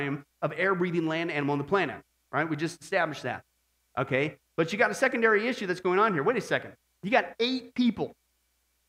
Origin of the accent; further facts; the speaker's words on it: Midwest, United States; I was growing up in the Midwest